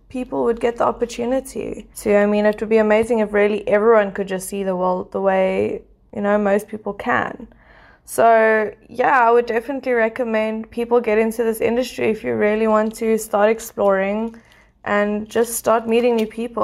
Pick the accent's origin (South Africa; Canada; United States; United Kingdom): South Africa; Port Elizabeth, Eastern Cape; first language English; also born or lived in Pretoria / Mozambique; I was born in Pretoria, raised in Bluewater Bay, Port Elizabeth in the Eastern Cape